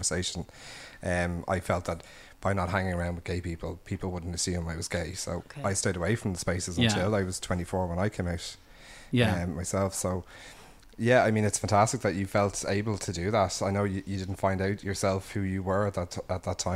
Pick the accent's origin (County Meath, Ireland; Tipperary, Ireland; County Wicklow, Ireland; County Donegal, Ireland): County Wicklow, Ireland; I'm also from Wicklow